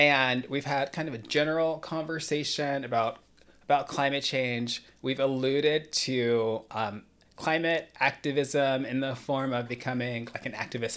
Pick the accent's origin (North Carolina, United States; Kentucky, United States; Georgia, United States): Georgia, United States; Atlanta; When I was growing up in the Atlanta area